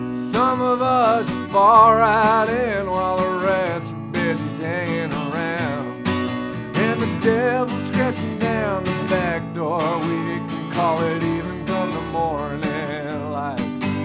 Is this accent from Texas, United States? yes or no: no; Brooklyn, New York, United States; where I grew up in Brooklyn, right near this boxing gym called Gleason Gym, which is like a pretty famous.